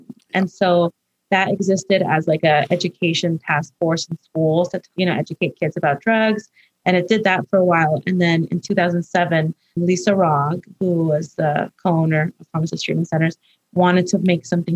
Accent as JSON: {"language": "English", "town": "Los Angeles", "region": "California", "country": "United States", "tie": "born or raised there", "said": "when I was growing up in Highland Park"}